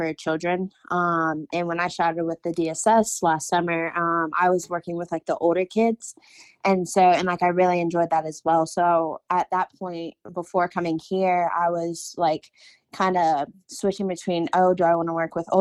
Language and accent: English; Winston-Salem, North Carolina, United States; I'm from Winston-Salem